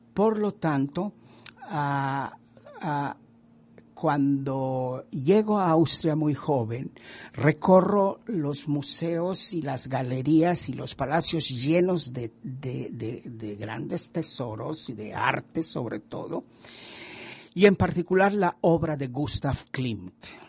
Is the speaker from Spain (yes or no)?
no; Mexico; Y yo como mexicano